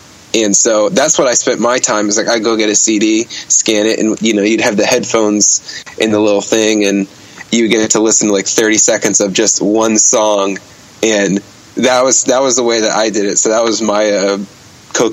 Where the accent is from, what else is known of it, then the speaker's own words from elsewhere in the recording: Bergenfield, New Jersey, United States; also born or lived in Ohio; Oh, I was born and raised in New Jersey, and I just went to school in Ohio.